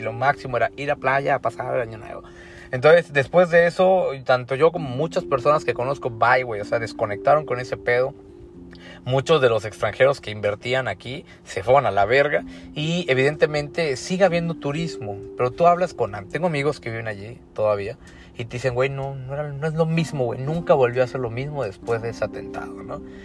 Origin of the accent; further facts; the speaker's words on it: Mexico; yo soy mexicano y he venido a Tulum desde antes que conocieras que existe México